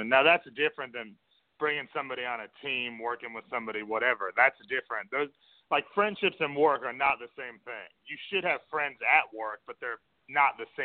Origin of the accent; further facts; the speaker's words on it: New York City, New York, United States; I mean, I grew up in New York City, but I lost that, I think.